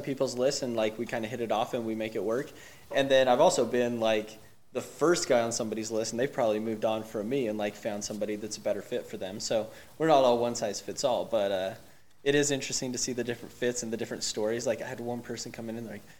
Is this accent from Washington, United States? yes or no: no; Salt Lake City, Utah, United States; also born or lived in Logan, Utah; I'm from Salt Lake originally, so I came back home kind of.